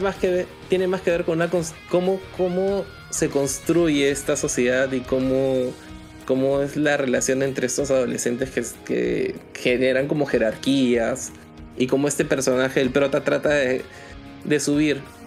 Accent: Peru; nosotros como peruanos

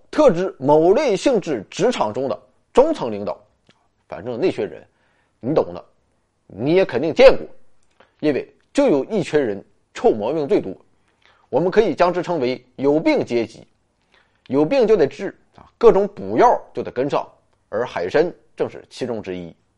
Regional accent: China; 这是我们中国人主要吃的部分

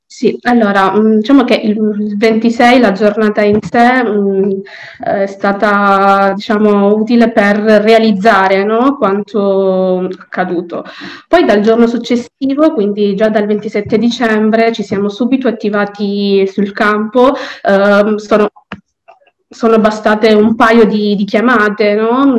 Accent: Palermo, Sicily, Italy; sono nata e cresciuta a Palermo

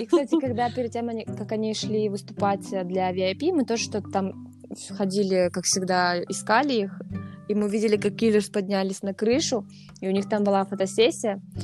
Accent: Russia; я из России

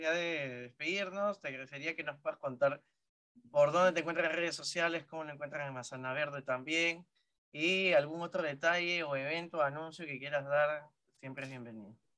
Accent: Chimbote, Ancash, Peru; yo soy de Chimbote

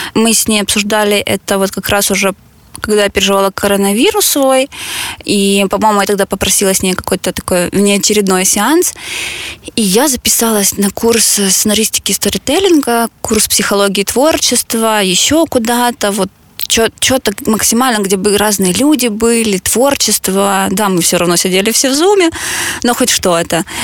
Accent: Mariupol, Donetsk Oblast, Ukraine; мы обе из Мариуполя

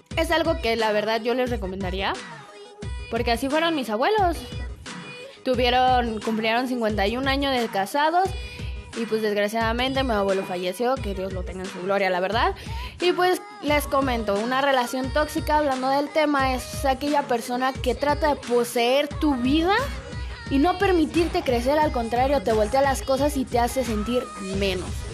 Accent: Querétaro, Mexico; yo de donde yo soy, que es México, la hermosa ciudad de Querétaro, Querétaro

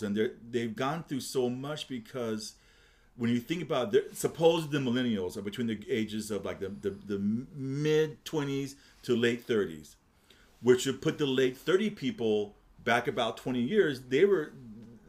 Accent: Los Angeles, California, United States; I was born and raised in Los Angeles. I'm 63 years old. I grew up in Southern California

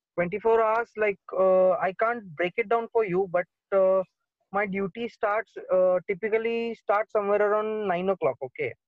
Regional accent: Pune, Maharashtra, India; now in Mumbai, India; i'm actually basically from pune uh, so i have not gone to pune and yeah. uh, i have not gone to my hometown

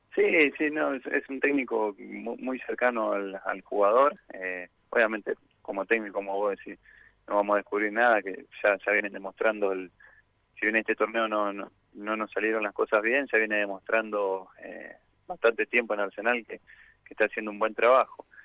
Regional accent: Argentina; nuestro fútbol

